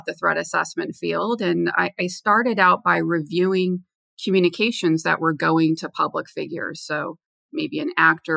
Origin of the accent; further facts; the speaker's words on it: Los Angeles, California, United States; moved away as an adult; also born or lived in Washington, D.C.; I'm from Los Angeles originally, and I went to Georgetown University in Washington, D.C.